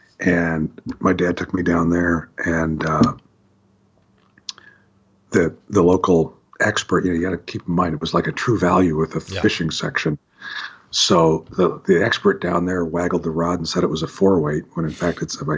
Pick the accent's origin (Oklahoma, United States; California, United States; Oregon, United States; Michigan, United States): Oregon, United States; Hillsboro; also born or lived in Walla Walla / Nampa; I grew up all around the Pacific Northwest. I was born in Hillsboro, and we lived in Walla Walla and Nampa, and back to Hillsboro.